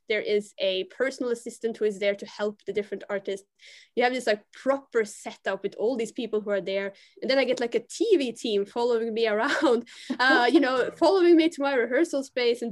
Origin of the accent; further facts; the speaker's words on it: Bergen, Vestland, Norway; I was born in Bergen in Norway